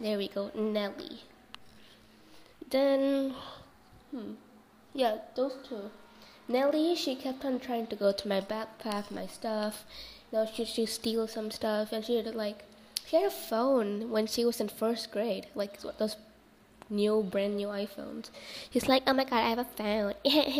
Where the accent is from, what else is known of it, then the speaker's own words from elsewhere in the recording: India; so I'm Indian, so that's why, you know, I speak in a different language.